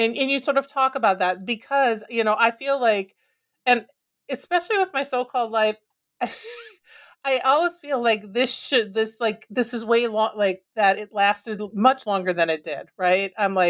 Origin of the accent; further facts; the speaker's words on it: Minnesota, United States; And growing up in Minnesota, you know, I also love, like, right